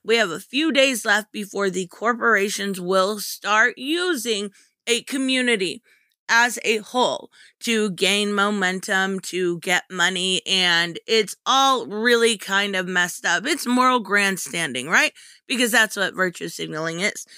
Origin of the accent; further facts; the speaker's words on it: United States; I love being American